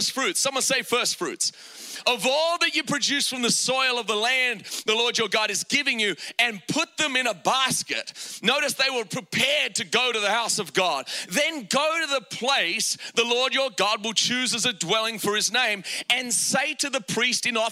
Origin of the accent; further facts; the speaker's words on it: Australia; I grew up in Australia, and in Australia, we didn't grow up with a lot of money